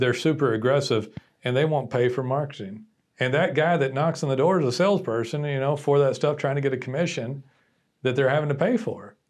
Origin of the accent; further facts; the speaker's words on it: Texas, United States; I'm Texan and I'm a business person